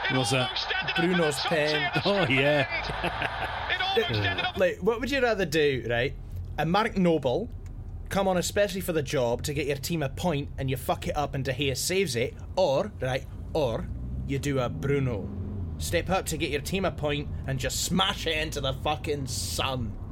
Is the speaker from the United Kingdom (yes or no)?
yes; England, United Kingdom; I was growing up in England, and these lot were the biggest cunts you could imagine.